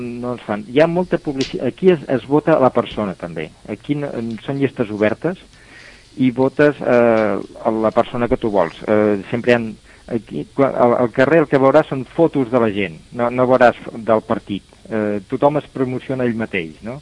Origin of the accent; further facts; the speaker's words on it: Torredembarra, Catalonia, Spain; moved away as an adult; now in Brussels, Belgium; vaig néixer a Tarlambarra, fill de pastissers